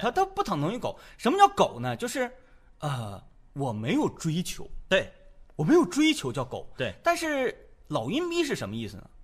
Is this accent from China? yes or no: yes; Northeast China, China; 我们东北人